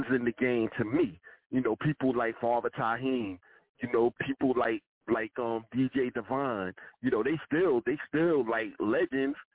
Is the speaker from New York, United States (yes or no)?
yes; New York City, New York, United States; We're from Southside Queens